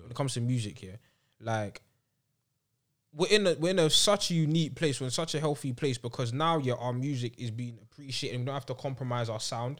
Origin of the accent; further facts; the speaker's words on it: London, United Kingdom; growing up in London